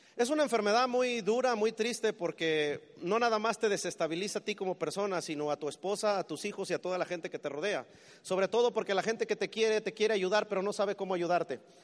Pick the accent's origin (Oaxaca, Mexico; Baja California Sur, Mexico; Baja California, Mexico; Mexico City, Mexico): Mexico City, Mexico; moved away as an adult; now in United States; Yo soy del Distrito Federal en México